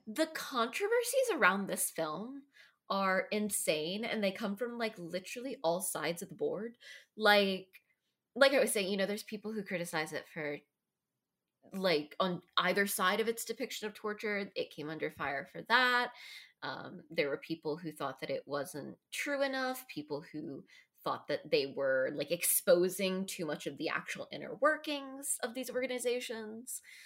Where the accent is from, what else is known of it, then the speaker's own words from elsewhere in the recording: United States; as an American